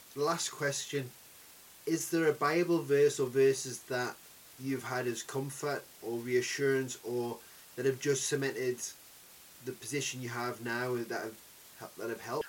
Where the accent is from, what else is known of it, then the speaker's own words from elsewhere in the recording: Newcastle upon Tyne, North East England, United Kingdom; I'm from Newcastle